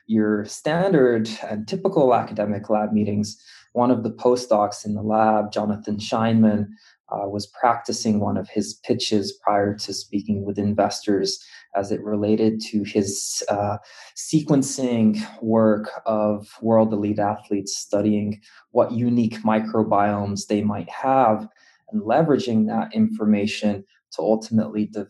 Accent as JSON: {"language": "English", "town": "Cupertino", "region": "California", "country": "United States", "tie": "born or raised there", "moved": "as an adult", "lives_now": "Boston, United States", "said": "I'm from California. I grew up in the Bay Area, went to high school in Cupertino"}